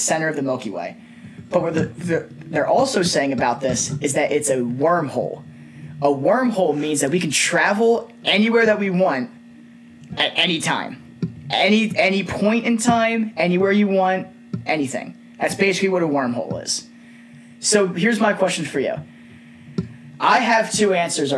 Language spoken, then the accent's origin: English; New Jersey, United States; I'm from Jersey